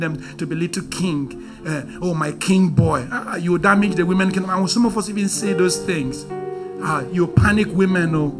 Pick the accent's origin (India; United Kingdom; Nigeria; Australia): Nigeria; I'm very Nigerian